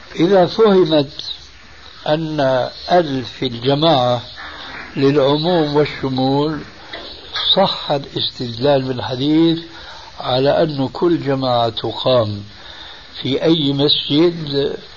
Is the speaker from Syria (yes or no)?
yes; Damascus, Damascus Governorate, Syria; moved away; أنا من سكان دمشق وعشت هناك سنين طويلة لأنني هاجرت من بلدي مع والدي رحمه الله وسني في التاسعة